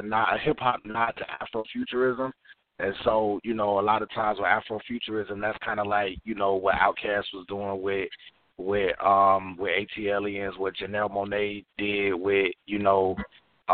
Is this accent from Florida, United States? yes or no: yes; Jacksonville, Florida, United States; moved away as an adult; now in Atlanta, United States; I'm actually originally from Jacksonville, Florida, Duval County. I currently reside in Atlanta, Georgia